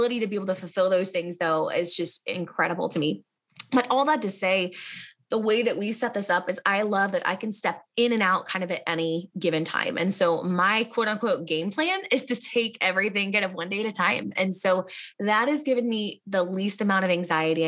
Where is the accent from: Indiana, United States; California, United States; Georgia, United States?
Indiana, United States; Indianapolis; I'm from Indianapolis